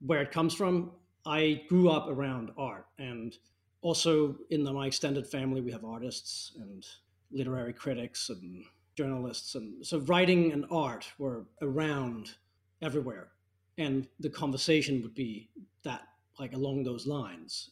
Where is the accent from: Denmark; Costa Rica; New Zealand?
Denmark; Copenhagen, Capital Region of Denmark; I grew up in Copenhagen